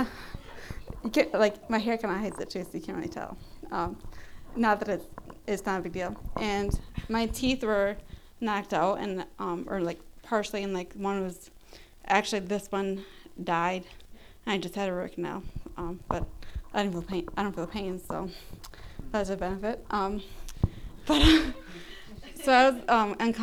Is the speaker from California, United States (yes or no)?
no; Rice Lake, Wisconsin, United States; Rice Lake, my hometown in Wisconsin